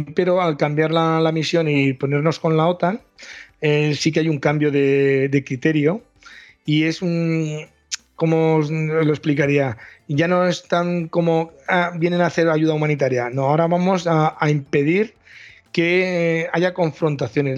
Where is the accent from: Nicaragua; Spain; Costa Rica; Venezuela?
Spain; Valencia, Valencian Community; nosotros somos de Valencia